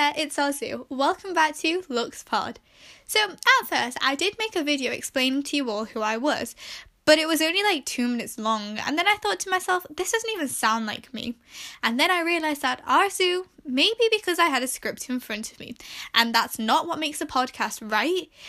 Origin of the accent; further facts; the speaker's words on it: England, United Kingdom; I was born and raised in England, and I'm of Pakistani heritage